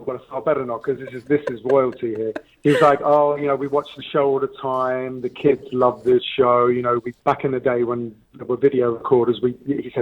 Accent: England, United Kingdom; my parents are from Naples. They came over in the 50s. So we were born and brought up in England

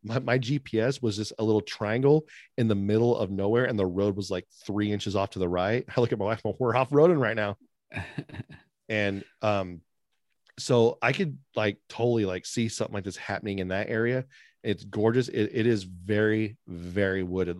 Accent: California, United States; now in West Virginia, United States; I live in, um, App, the Appalachian Mountain Range, which some people say Appalachian, but I'm from California

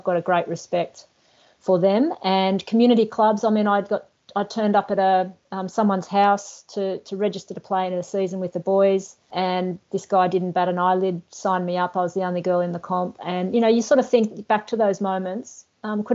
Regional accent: Newcastle, New South Wales, Australia; I grew up in Newcastle

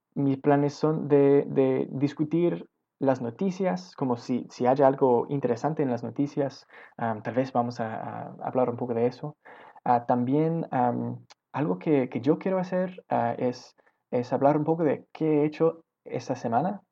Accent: Victoria, British Columbia, Canada; Spanish is a second language; also born or lived in Shawnigan Lake; yo nací en Victoria, ah, en este pueblito.

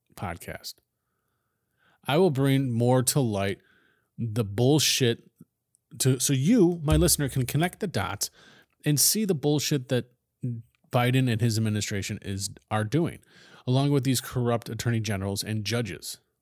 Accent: United States; as an American

